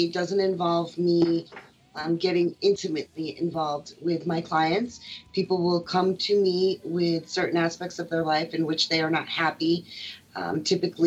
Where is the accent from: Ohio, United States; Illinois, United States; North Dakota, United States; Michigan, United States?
Ohio, United States; the Midwest; I'm from the Midwest. I'm in Ohio